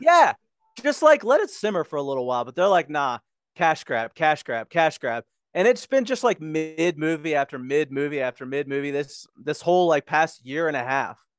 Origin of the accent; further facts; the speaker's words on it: Pittsburgh, Pennsylvania, United States; moved away; I grew up in Pittsburgh. Like, I lived there for, like, twenty-three years